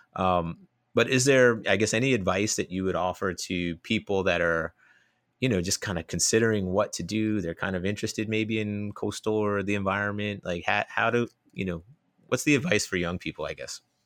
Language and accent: English; New Jersey, United States; accent: New Jersey; moved away as an adult; also born or lived in Gainesville, Florida; now in Australia; growing up in North Jersey, I have a little bit of a New Jersey accent